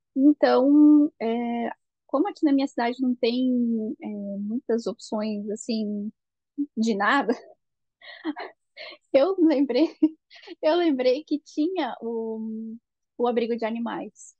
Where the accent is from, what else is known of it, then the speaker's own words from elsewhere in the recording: Blumenau, Santa Catarina, Brazil; moved away as an adult; now in Germany; a gente é de Blumenau, em Santa Catarina